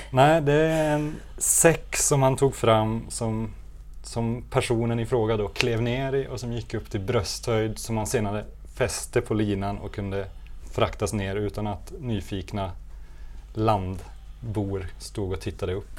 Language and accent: Swedish; Gothenburg, Västra Götaland, Sweden; vi här i Göteborg